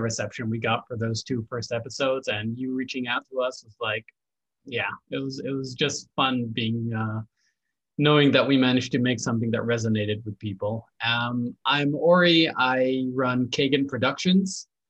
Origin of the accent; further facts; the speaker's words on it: Israel; I'm from Israel. So it's 1 a.m. for me.